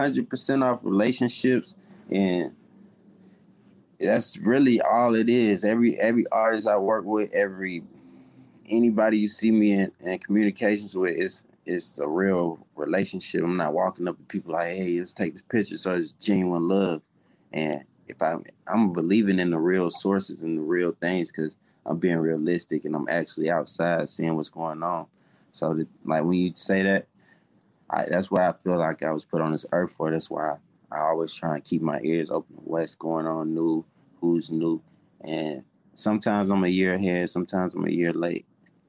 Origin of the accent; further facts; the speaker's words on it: South Carolina, United States; now in Atlanta, United States; And I'm not from Atlanta. I moved to Atlanta from South Carolina.